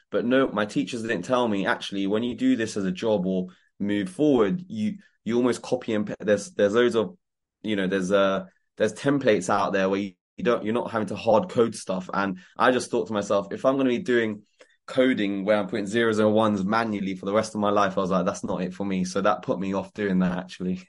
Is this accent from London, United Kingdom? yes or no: yes; Croydon, London, United Kingdom; growing up in Croydon gave me the hunger